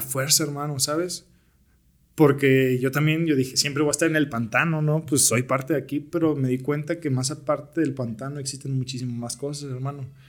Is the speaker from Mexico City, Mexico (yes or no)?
no; Naucalpan, State of Mexico, Mexico; also born or lived in Tlalnepantla / United States; soy originario de Naucalpan. En realidad yo nací en Tlanepantla, pero casi toda mi vida la viví